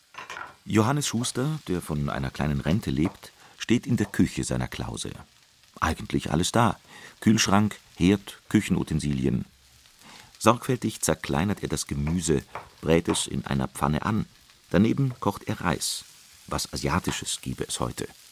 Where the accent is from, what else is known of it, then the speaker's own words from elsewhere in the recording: Trier, Rhineland-Palatinate, Germany; Aufgewachsen in Trier